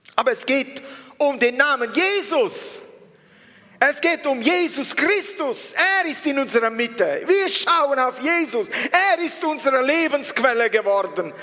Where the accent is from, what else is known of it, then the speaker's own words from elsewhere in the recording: Italy; now in Switzerland; mich als Italiener